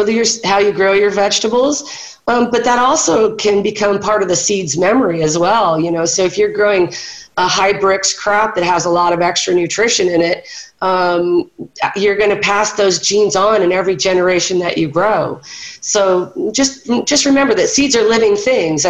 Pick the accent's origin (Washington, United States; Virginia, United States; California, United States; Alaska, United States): California, United States; Orange County; moved away; I was born and raised in Orange County, so I know a little bit about California.